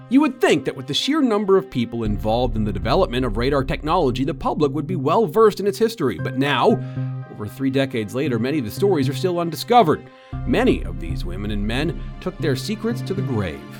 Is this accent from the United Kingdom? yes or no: no; Canada; Like, okay, I'm from Canada, but this is cold.